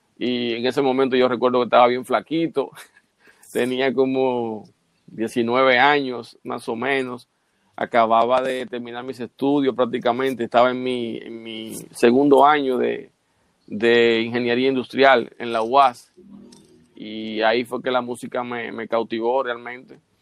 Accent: Bajos de Haina, San Cristóbal, Dominican Republic; yo nací en Bajos de Jaina

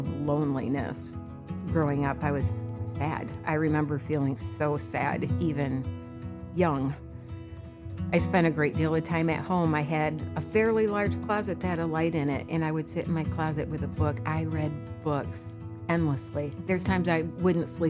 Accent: Hudsonville, Michigan, United States; I grew up in Hudsonville, Michigan, the oldest of four children

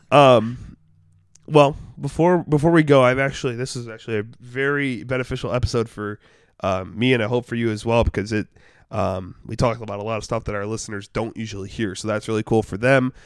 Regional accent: Detroit, Michigan, United States; moved away as an adult; now in Cleveland, United States; I'm from Detroit

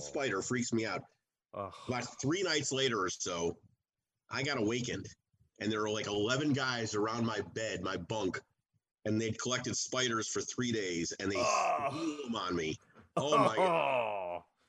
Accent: outside of Chicago, Illinois, United States; I grew up outside of Chicago

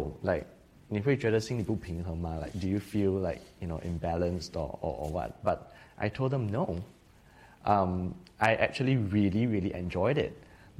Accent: Singapore; also born or lived in Taiwan; growing up in Singapore

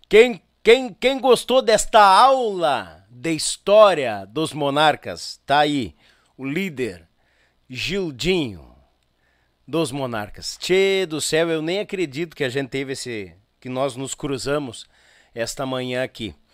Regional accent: Gravataí, Rio Grande do Sul, Brazil; Ele que tinha um encontro com as filhas aqui em Porto Alegre, na Grande Porto Alegre, a gente é de Gravataí.

